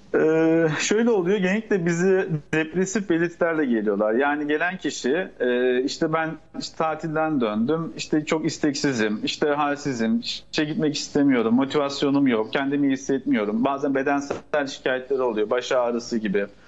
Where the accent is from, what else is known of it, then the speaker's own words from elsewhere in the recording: Turkey; bizim Türk toplumunda